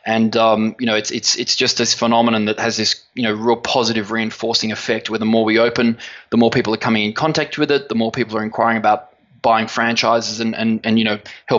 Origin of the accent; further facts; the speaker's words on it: Sydney, New South Wales, Australia; we're originally from Sydney, Australia.